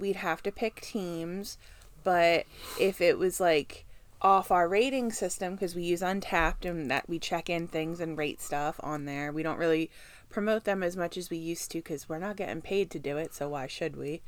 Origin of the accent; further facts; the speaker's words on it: Kansas City, United States; I was born in Kansas City